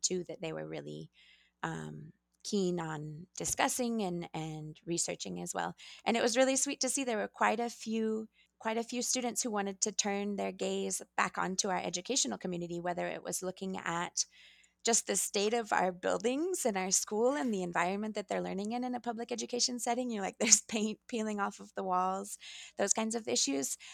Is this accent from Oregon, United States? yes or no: yes; Astoria, Oregon, United States; first language English; now in Bend, United States; I'm from Oregon, I grew up in Astoria